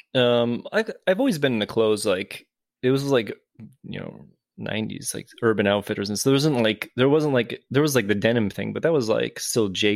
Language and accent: English; Naperville, Illinois, United States; moved away as an adult; also born or lived in Chicago, United States; now in Japan; originally, I'm from Naperville, which is a suburb of Chicago. I grew up there